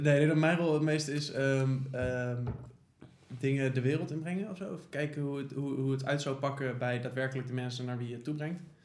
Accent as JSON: {"language": "Dutch", "town": "The Hague", "region": "South Holland", "country": "Netherlands", "said": "wij komen natuurlijk uit Den Haag"}